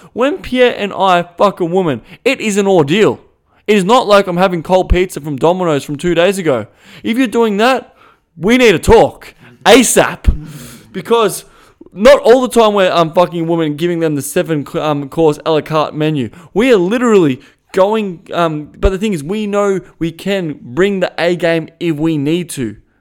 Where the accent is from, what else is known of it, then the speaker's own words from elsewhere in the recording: Australia; accent: Australian; first language English; My first language is Australian.